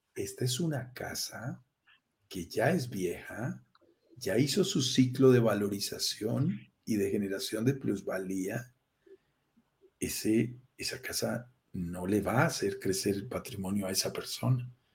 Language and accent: Spanish; Andes mountains, Andean region, Colombia; accent: Colombian; Soy colombiano, lo notarás en mi acento, nací en estas montañas de los Andes